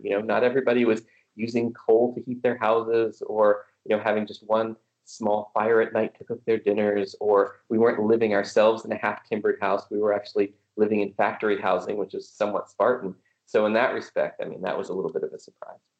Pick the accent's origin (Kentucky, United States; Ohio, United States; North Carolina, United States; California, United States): California, United States; Glendora; moved away as an adult; also born or lived in Berlin; I uh, was a freshman high school student uh, in my hometown, Glendora, California, just outside